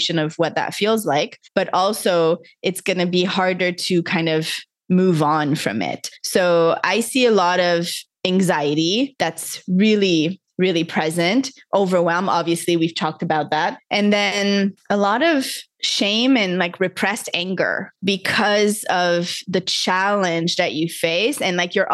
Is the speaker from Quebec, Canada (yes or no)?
yes; Montreal, Quebec, Canada; moved away as an adult; now in Costa Rica; I grew up in Montreal, Canada